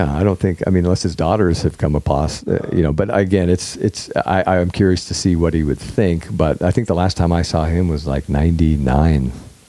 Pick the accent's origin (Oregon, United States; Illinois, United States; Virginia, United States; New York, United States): Oregon, United States; And like I said, I came from Oregon thinking I was going to be the next John Candy.